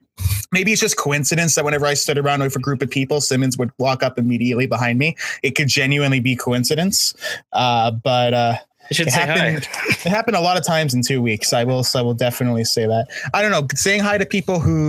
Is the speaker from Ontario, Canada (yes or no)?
yes; Toronto, Ontario, Canada; I'm from Ontario. And she's like, where? I'm like, Toronto. And she's like, okay, where in Toronto? I'm like, Bathurst